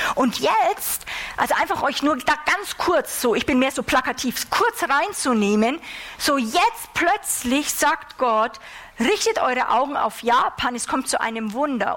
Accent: Germany; wir als Deutsche

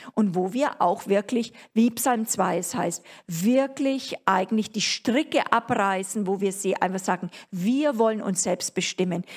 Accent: Germany; als Deutsche

